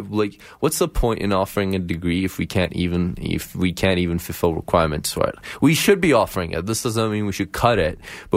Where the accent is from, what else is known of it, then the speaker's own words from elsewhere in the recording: Ethiopia; Referring to the fact that we're all from Ethiopia.